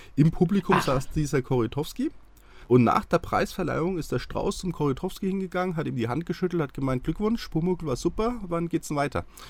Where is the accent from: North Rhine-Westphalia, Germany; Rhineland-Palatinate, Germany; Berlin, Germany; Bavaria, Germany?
Bavaria, Germany; Haßfurt; moved away; also born or lived in Schweinfurt / Munich; in Schweinfurt geboren und ah, bei Haßfurt ah. groß geworden